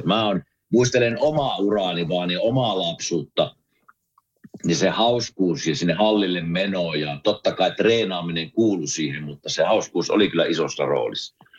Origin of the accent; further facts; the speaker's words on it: Kuopio, North Savo, Finland; minä kasvoin Kuopiossa